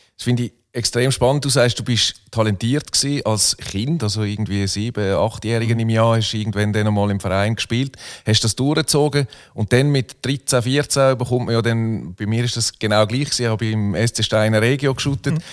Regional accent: Muttenz, Basel-Landschaft, Switzerland; also born or lived in Solothurn; Ich bin 1977 geboren, 1981 von Solothurn nach Muttens gezogen, etwa einen Kilometer Luftlinie vom St. Jakob

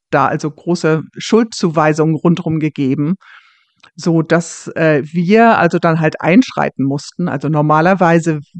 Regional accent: Germany; now in Scotland, United Kingdom; dass ich als Deutsche ähm, dazu gerufen wurde

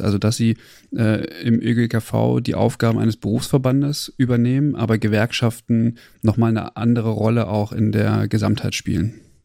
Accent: Germany; bei uns in Deutschland

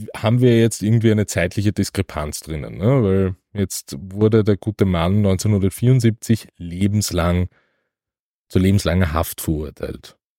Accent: Vienna, Austria; aufgrund meiner Sozialisierung als Wiener

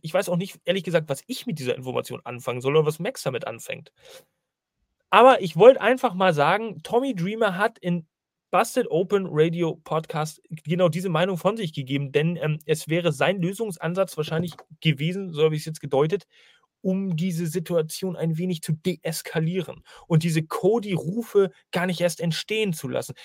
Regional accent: Northern Germany, Germany; Ich bin ja eigentlich ein Norddeutscher

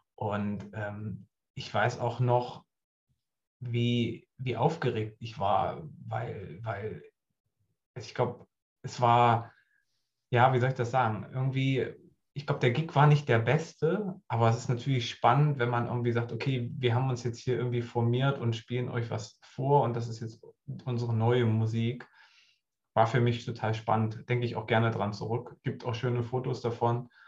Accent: Goldene Aue, southern Harz, Thuringia, Germany; moved away as an adult; now in Hamburg, Germany; da, wo ich herkomme, im Südharz, Goldene Aue heißt das, das ist so zwischen Göttingen und, und, und Halle an der Saale, so die Ecke. Ähm, da bin ich groß geworden

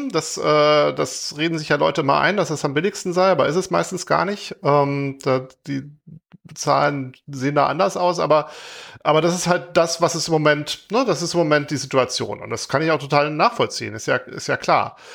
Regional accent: Heilbronn, Baden-Württemberg, Germany; Ich komme aus Heilbronn ursprünglich, äh, nicht so weit mhm. weg von, wo äh, der Wolfgang heute wohnt.

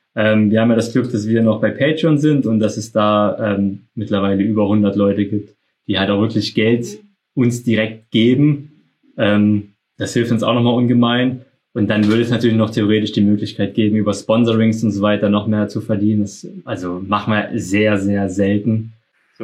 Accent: Saxony, Germany; wir kommen ja aus Sachsen

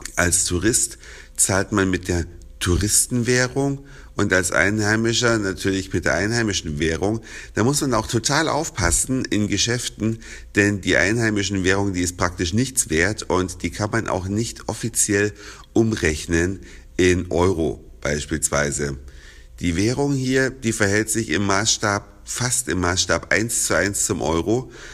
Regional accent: Germany; bei uns in Deutschland

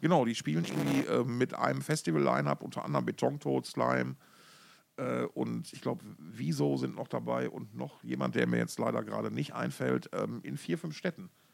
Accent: Essen, North Rhine-Westphalia, Germany; born or raised there; moved away

